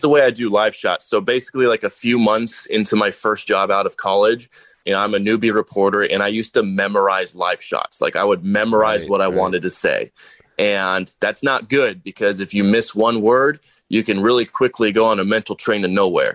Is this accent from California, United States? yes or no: yes; Aliso Viejo, California, United States; moved away as an adult; also born or lived in Tempe, Arizona / El Paso, Texas; I grew up in Southern California down in Orange County, a little city called Aliso Viejo, right next to Laguna Beach